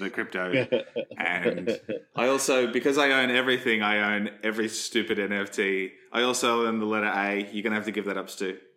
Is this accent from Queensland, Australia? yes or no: yes; Queensland, Australia; I'm, dude, I'm from Queensland. I, I, I, defer to you when it comes to ice.